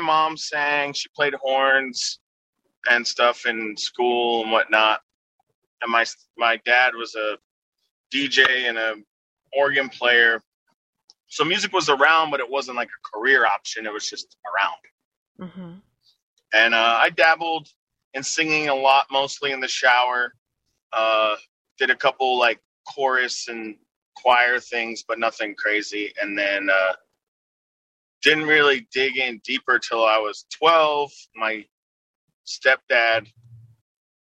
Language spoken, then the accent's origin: English; Harrisburg, Pennsylvania, United States; moved away as an adult; now in Southern California, United States; I am originally from Harrisburg, Pennsylvania.